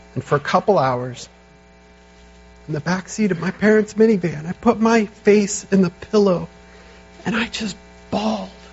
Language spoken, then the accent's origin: English; United States; as modern American Christians